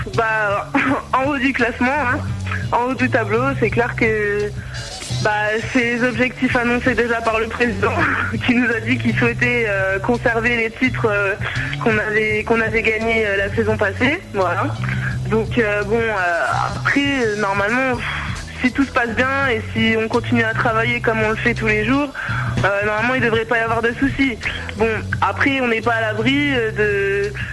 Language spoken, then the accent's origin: French; Reims, Grand Est, France; now in Bourges, France; Je suis originaire de Reims